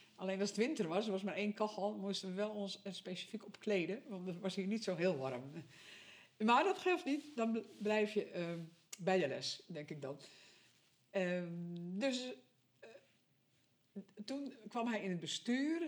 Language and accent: Dutch; Sint Maarten, North Holland, Netherlands; moved away as an adult; now in Wognum, Netherlands; ik kom uit Sint Maarten. Dat ligt in het westen van West-Friesland